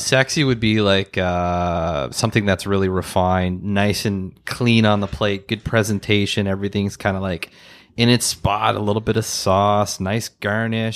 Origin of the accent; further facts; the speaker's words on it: Ottawa, Ontario, Canada; growing up in Ottawa, in Mechanicsville